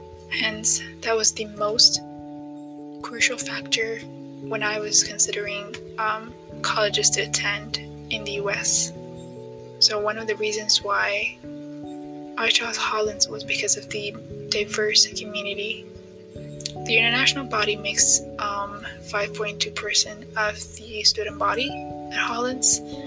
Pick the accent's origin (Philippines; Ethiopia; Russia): Ethiopia; now in Tanzania; I'm originally from Ethiopia, but I've been living in Tanzania for 6 years now.